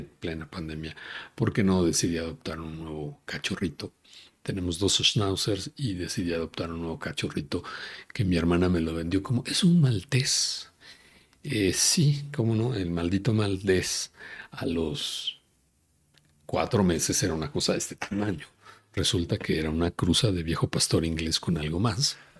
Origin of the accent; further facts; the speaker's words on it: Mexico City, Mexico; Yo soy de la Ciudad de México, yo nací aquí